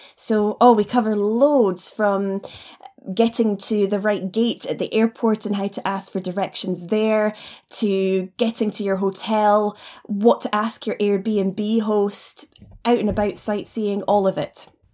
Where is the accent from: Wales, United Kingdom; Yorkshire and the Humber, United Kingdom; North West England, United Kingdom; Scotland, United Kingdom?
Scotland, United Kingdom; Nairn; moved away as an adult; also born or lived in China / Taiwan; now in Edinburgh, United Kingdom; I was raised up in the north of Scotland in an area we call the Highlands, up in Nairn